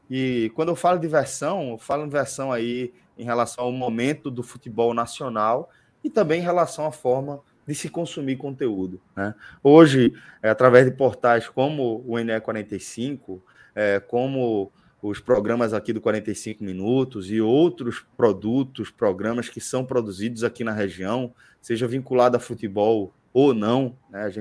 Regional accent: Northeast Region, Brazil; Acho que está nas nossas raízes aí, enquanto nordestinos, essa permanente criatividade, reinvenção e essa permanente resistência.

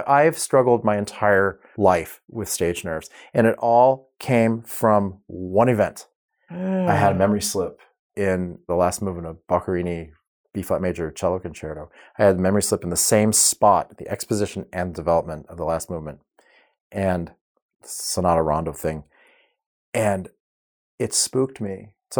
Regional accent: Oklahoma City, Oklahoma, United States; But when I was a kid growing up in Oklahoma City, I was featured on a midday program.

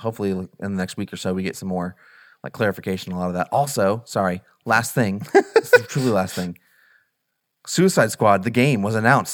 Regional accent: Southern Illinois, United States; growing up in Southern Illinois, where there's literally nothing

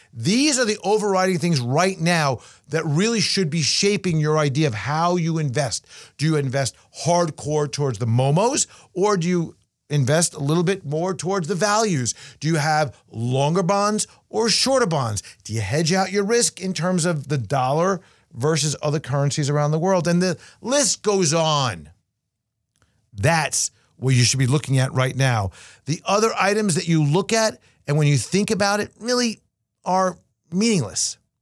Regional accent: Binghamton, New York, United States; SUNY Binghamton, New York, my hometown

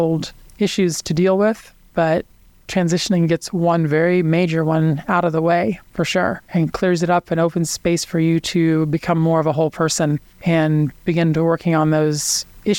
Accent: Kansas City, Missouri, United States; I grew up in Kansas City to Hickman Mills High School many years ago

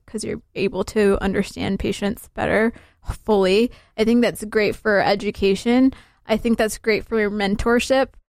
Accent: Salt Lake City, Utah, United States; also born or lived in Somalia; I'm from Salt Lake," because that is where I'm from. That's, this is where I've been living for the last twenty-three years of my life. This is where I grew up

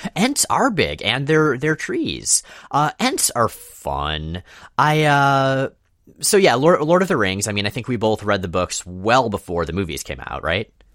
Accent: Florida, United States; moved away as an adult; also born or lived in North Carolina; now in Pacific Northwest, United States; we grew up in Florida, me entirely, you largely

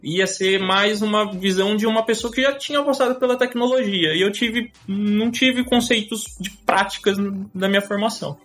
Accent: Campinas, São Paulo, Brazil; eu sou de Campinas, eu tenho 27 anos. Nasci em São Paulo, na realidade, mas moro em Campinas, aqui, região, desde muito pequeno

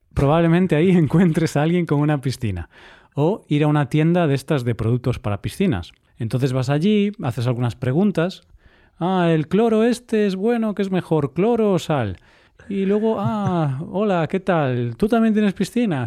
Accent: Vigo, Galicia, Spain; now in Cyprus; en Vigo, mi ciudad natal

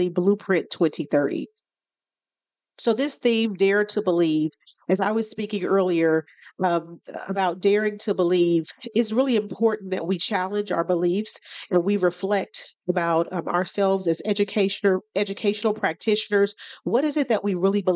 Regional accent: Kansas City, Kansas, United States; born and raised on the Kansas City, Kansas side

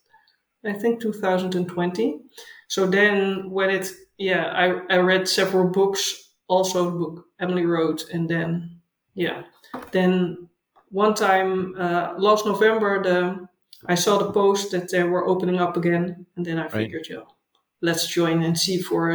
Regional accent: Haarlem, North Holland, Netherlands; English is a second language; moved away as an adult; also born or lived in Delft / The Hague / Utrecht; now in Pijnacker, Netherlands; I grew up near Amsterdam in a place called Haarlem

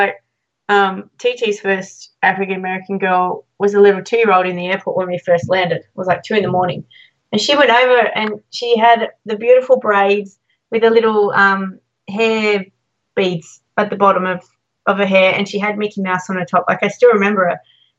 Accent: Australia; moved away; oh, we're from Australia.

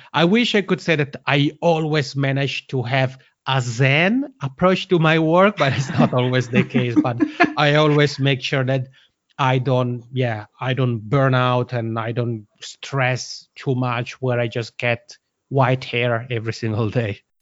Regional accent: Italian-speaking part of Switzerland, Italian-speaking Switzerland, Switzerland; accent: Macronian; first language Italian; English is a second language; English isn't my mother tongue, but Italian is. I'm originally from the Italian-speaking part of Switzerland.

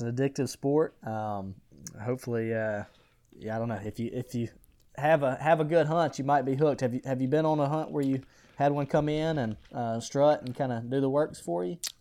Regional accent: Butler, Alabama, United States; I'm originally from Butler, Alabama, a small, small little town in, in West Alabama

